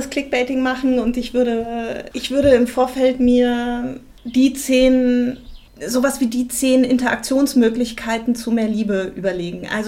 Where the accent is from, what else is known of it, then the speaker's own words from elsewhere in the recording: Berlin, Germany; das ist meine Heimat, was soll ich sagen?